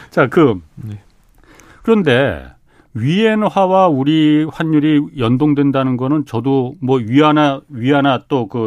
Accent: Boryeong, South Chungcheong, South Korea; 제 고향이 보령입니다.

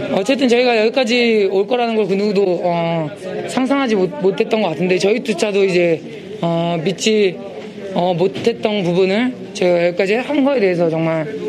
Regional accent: South Korea; 저도 한국인이지만

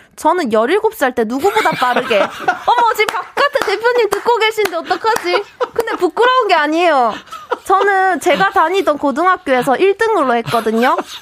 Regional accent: South Korea; accent: Gyeongsang dialect (satoori)

